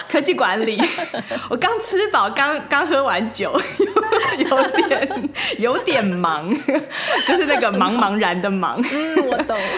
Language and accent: Chinese; Taiwan; now in San Francisco Bay Area, United States; 我们台湾人对街上的外国人好友善哦